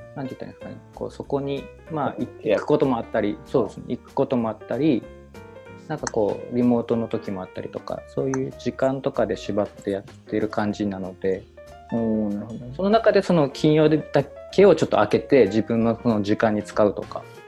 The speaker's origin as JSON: {"language": "Japanese", "region": "Kumamoto", "country": "Japan", "tie": "born or raised there", "moved": "yes", "said": "もともと地元は熊本なので、ちょっと今地元ではないんですけど"}